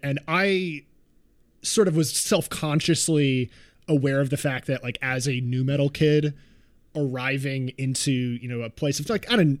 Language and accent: English; New York, United States; I grew up in New York.